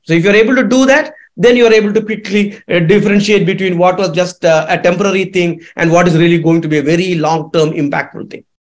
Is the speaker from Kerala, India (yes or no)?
yes; Kerala, India; Kerala, my home state